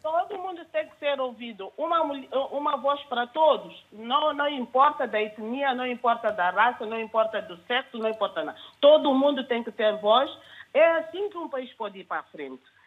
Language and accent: Portuguese; Guinea-Bissau; now in London, United Kingdom; Eu, como guineense